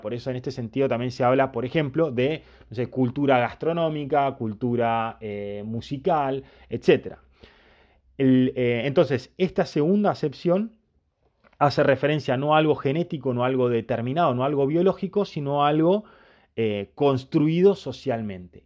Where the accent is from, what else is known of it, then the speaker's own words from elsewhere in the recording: Argentina; yo nací y me crié en Argentina, tengo un montón de elementos asimilados a mi vida que son culturales